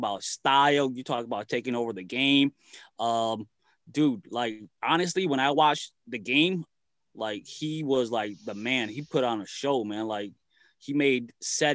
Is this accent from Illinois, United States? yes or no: yes; Chicago, Illinois, United States; I mainly grew up in Chicago.